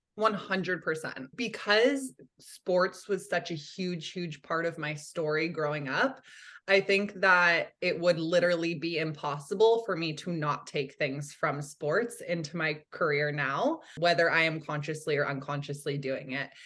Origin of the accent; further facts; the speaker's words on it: Santa Cruz, California, United States; I grew up in Santa Cruz, California